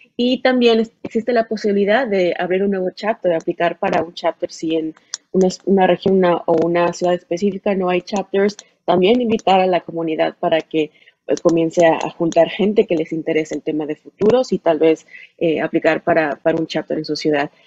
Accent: Mexico; hay mucha, mucha gente que somos de México, de Latinoamérica

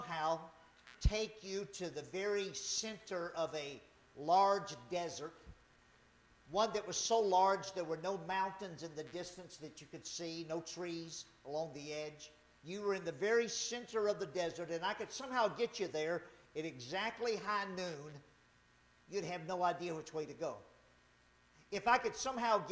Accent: Louisiana, United States; moved away; I grew up in Louisiana.

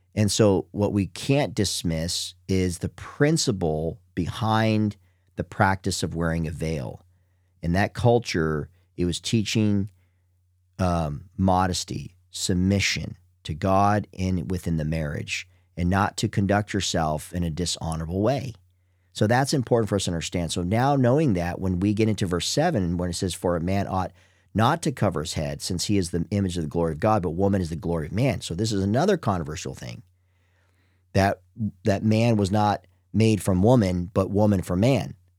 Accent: United States; I'm from the United States.

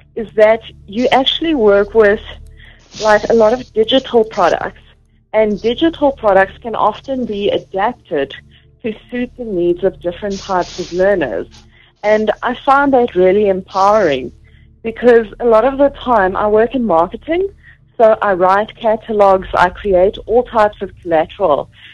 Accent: Vereeniging, Gauteng, South Africa; now in Johannesburg, South Africa; I was born in Gauteng in uh, Vereniging. It's along the Vaal River, and that's where I was brought up.

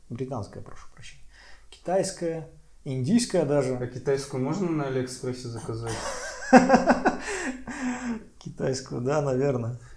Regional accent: Armenia; один из учредителей компании Нубаров и я, армянин.

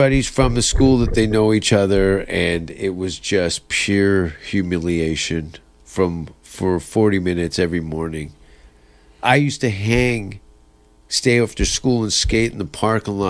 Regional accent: Hamilton, Ontario, Canada; moved away as an adult; also born or lived in California; I grew up partly outside of Hamilton, Stony Creek

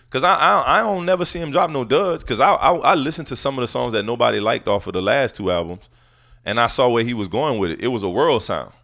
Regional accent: New Orleans, Louisiana, United States; I'm not that normal New Orleans guy

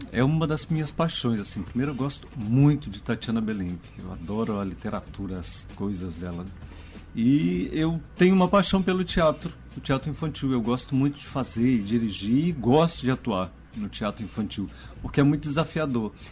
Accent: Goiás, Brazil; also born or lived in Minas Gerais; now in Maranhão, Brazil; Mas eu fui um mineiro que nasceu por acidente em Minas, me criei em Goiás e eu digo sempre que eu renasci no Maranhão.

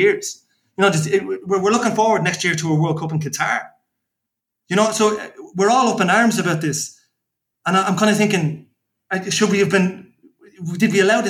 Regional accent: Dublin, Leinster, Ireland; a fellow who grew up in Dublin

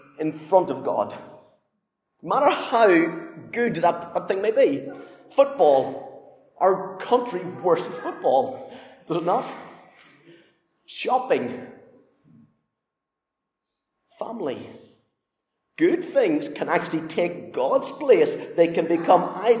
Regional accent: Northern Ireland, United Kingdom; moved away; Growing up in Northern Ireland

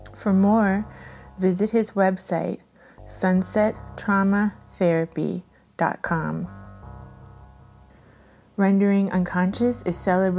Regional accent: Miami, Florida, United States; I grew up in Coconut Grove.

